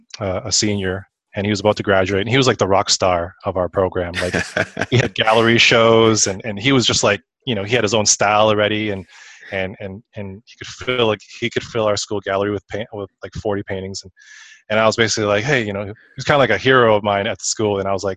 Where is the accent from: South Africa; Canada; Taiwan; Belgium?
Canada; Saskatoon, Saskatchewan; moved away as an adult; also born or lived in Vancouver / Illinois; now in Los Angeles, United States; Yeah, I'm originally from Canada and born and raised up there.